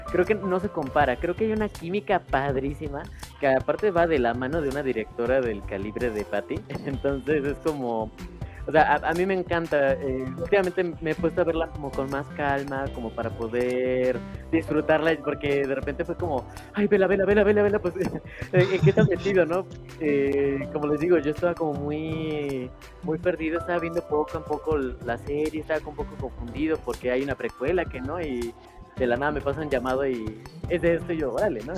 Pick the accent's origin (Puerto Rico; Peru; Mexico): Mexico; Puebla; me equivoqué, es que los pedí de Tijuana y yo soy de Puebla.